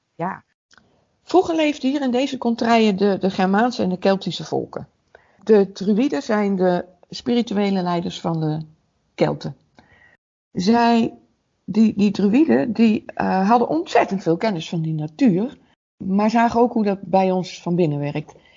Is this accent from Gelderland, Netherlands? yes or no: no; Waalwijk, North Brabant, Netherlands; Ik kom uit Waalwijk